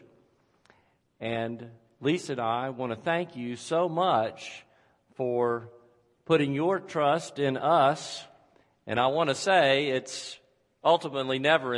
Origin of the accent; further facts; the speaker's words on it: Chattanooga, Tennessee, United States; moved away as an adult; also born or lived in Greenville, South Carolina / St. Louis, Missouri / Marietta, Georgia / Lincolnton, North Carolina; God has taken me from Chattanooga. This is my hometown.